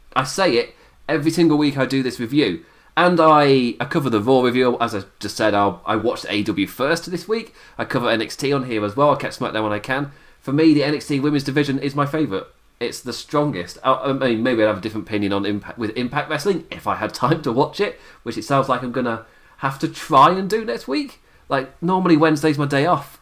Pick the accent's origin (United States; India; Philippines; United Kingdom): United Kingdom; England; as an Englishman